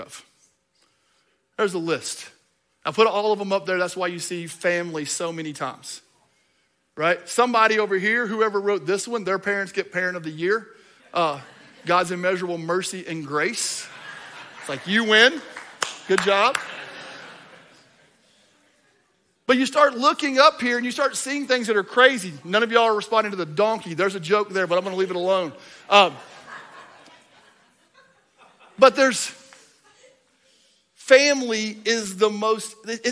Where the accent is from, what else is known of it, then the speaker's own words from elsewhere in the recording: Kentucky, United States; I'm from Kentucky.